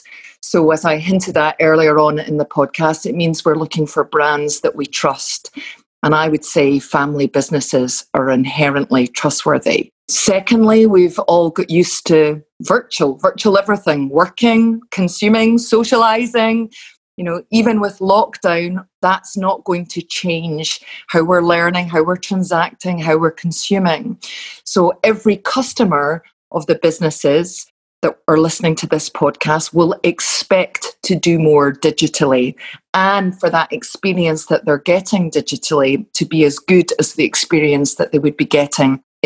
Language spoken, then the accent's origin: English; Glasgow, Scotland, United Kingdom; accent: Glasgow; my Glasgow vocabulary may come through